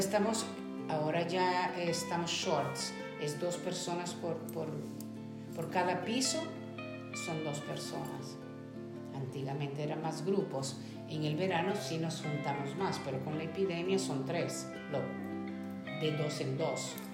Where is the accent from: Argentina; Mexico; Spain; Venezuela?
Venezuela; Caracas, Capital District; moved away as an adult; also born or lived in Portugal / Cambridge, Massachusetts; now in United States; Soy venezolana